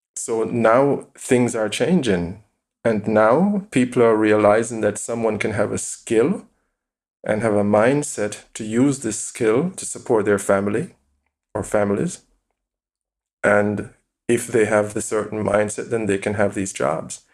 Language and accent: English; Jamaica; moved away as an adult; now in Essen, Germany; I was born in Jamaica, I grew up in Jamaica, I know exactly I'm Jamaican